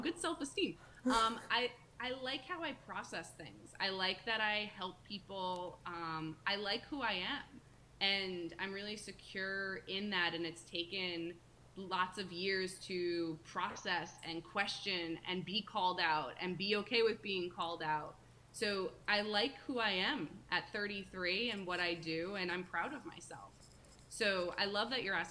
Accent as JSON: {"language": "English", "town": "Paramus", "region": "New Jersey", "country": "United States", "moved": "yes", "lives_now": "Rhode Island, United States", "said": "I'm from right outside New York City. I'm from the Paramus area"}